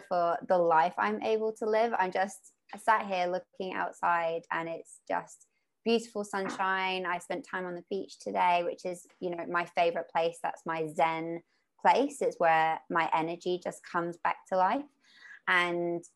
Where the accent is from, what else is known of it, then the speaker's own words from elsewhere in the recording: Mallorca, Balearic Islands, Spain; also born or lived in United Kingdom; now in Australia; I grew up in Mallorca, which is an island.